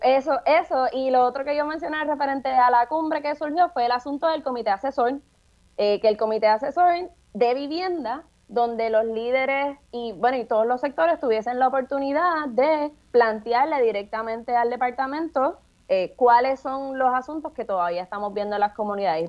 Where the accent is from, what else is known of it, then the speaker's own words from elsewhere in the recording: San Juan, Puerto Rico; yo soy residente del Caño Martín Peña